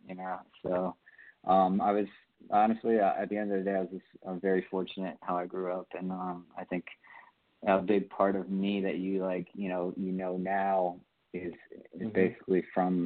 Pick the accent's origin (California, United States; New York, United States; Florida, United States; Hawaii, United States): Florida, United States; Pembroke Pines; Okay, so I'm from Florida, South Florida, a little right outside Fort Lauderdale. In a little city called Pembroke Pines, Florida.